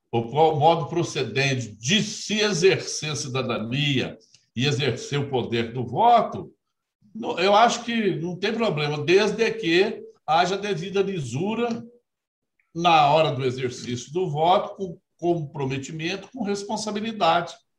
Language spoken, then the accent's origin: Portuguese; Brazil; Sempre vivi e me criei no interior, lá em Aloy Mendes, que eu gosto sempre de, de falar que eu sou de Aloy Mendes. Nasci e me criei lá